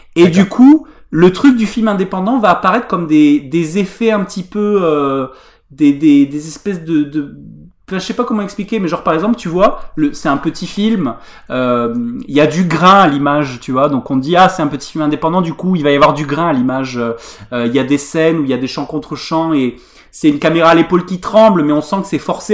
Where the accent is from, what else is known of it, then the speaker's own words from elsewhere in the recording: Tarn, Occitania, France; je, me sens offensé en Tarnais